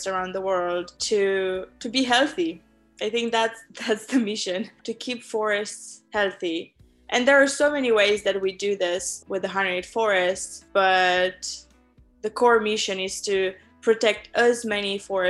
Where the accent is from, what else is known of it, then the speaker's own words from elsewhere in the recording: Romania; now in San Francisco, United States; I was born in Romania.